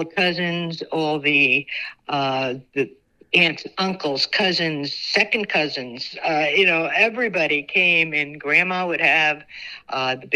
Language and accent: English; Paterson, New Jersey, United States; I grew up in Paterson, New Jersey, off East Main Street